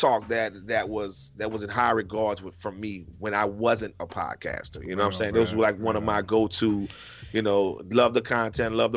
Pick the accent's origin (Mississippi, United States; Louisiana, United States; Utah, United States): Louisiana, United States; New Orleans; I was born and raised in New Orleans, Louisiana